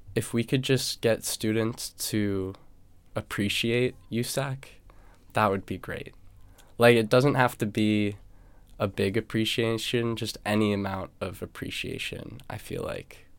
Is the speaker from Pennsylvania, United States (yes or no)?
no; New Hampshire, United States; moved away as an adult; now in Los Angeles, United States; I'm from New Hampshire, and I went to a high school with six hundred students.